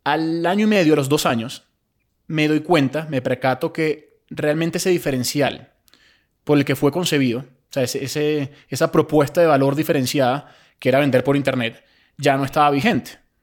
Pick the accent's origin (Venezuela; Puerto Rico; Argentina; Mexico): Venezuela; moved away as an adult; also born or lived in Spain; Yo si bien nací en Venezuela, a los 18, 19 años me fui a España a hacer la carrera